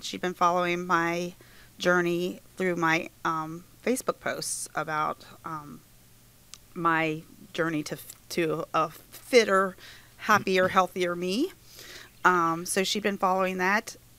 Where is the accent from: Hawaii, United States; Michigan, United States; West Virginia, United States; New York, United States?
West Virginia, United States; Inwood; I'm from this area. I grew up in Inwood, and I still live in Inwood.